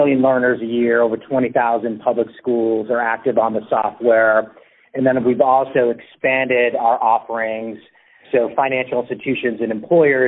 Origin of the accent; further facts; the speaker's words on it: Spencer, Massachusetts, United States; my hometown where I grew up outside of Worcester, Massachusetts.